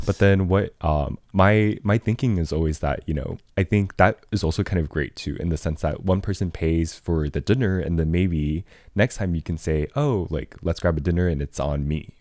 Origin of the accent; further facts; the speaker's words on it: Taiwan; growing up in Taiwan